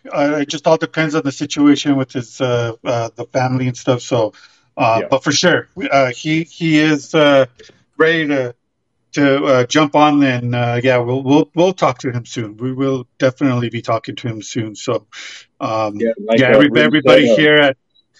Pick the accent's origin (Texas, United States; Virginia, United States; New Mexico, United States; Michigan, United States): New Mexico, United States; Albuquerque; Jackson Wink Fight Night 5 here in my hometown.